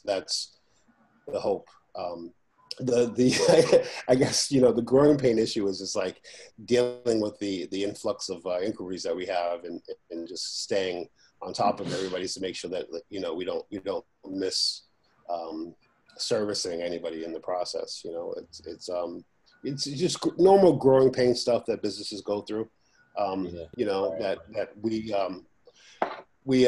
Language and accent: English; Boston, Massachusetts, United States; the street I grew up in Boston